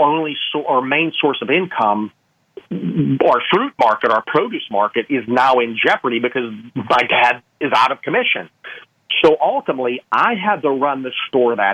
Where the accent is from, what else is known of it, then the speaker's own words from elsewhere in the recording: Pittsburgh, Pennsylvania, United States; moved away; I'm from Pittsburgh, Pennsylvania, originally. And my parents' house fell in a coal mine.